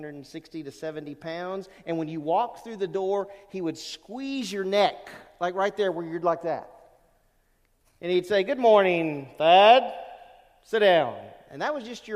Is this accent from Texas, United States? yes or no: no; Lake Charles, Louisiana, United States; also born or lived in California / Rhode Island; I grew up in Louisiana. We moved there. My dad was in the Navy. We moved a lot. And so I went from California to Rhode Island to Louisiana. And I ended up in Louisiana when I was about between five and six